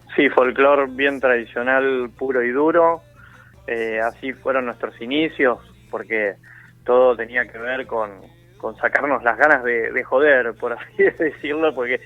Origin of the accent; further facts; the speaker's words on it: Buenos Aires, Argentina; somos todos porteños